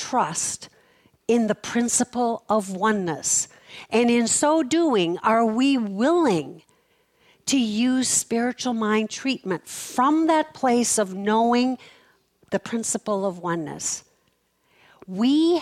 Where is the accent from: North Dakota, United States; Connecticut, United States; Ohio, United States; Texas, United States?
North Dakota, United States; Fargo; I was born in Fargo, North Dakota